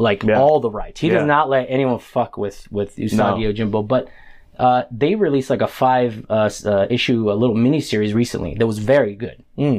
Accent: Central Valley, California, United States; where I grew up in the Central Valley

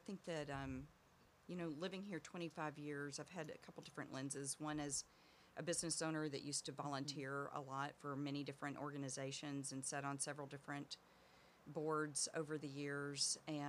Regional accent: Arkansas, United States; moved away as an adult; also born or lived in Dallas; now in Aurora, United States; Born and raised in Arkansas.

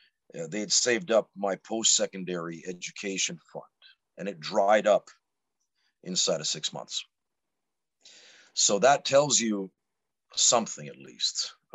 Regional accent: Timmins, Ontario, Canada; moved away as an adult; also born or lived in Sudbury, Ontario, Canada / Calgary, Alberta, Canada; now in Helsinki, Finland; I'm originally from Timmins, Ontario, Canada, so the same place as …, born in 1973, so I'm 49 years of age right now. But yeah, I mean, I pioneered the game of professional wrestling right here in Finland in 2003.

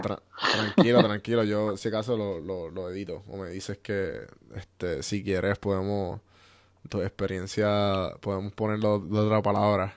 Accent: Puerto Rico; moved away as an adult; also born or lived in Atlanta; mi, de mi tierra, de mis amistades

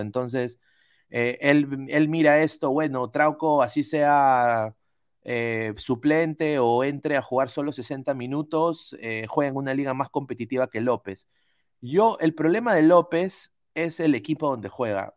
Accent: Peru; now in United States; soy periodista peruano aquí en los Estados Unidos

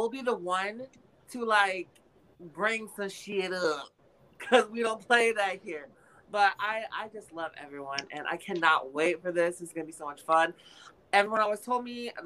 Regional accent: Chicago, Illinois, United States; I'm from Chicago, Illinois

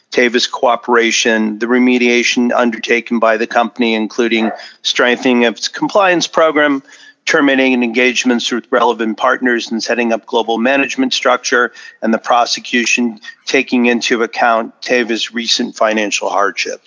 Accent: New Hampshire, United States; my days growing up in New Hampshire

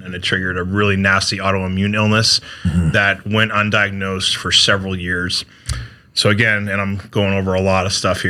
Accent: Connecticut, United States; now in South Carolina, United States; I grew up in Connecticut, right outside New York City.

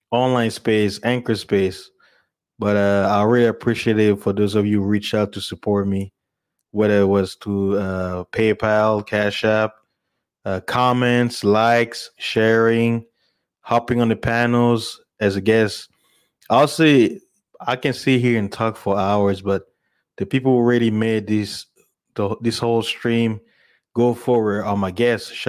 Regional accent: DR Congo; also born or lived in South Africa / United States; I'm originally from Congo, South Africa, and American, you know.

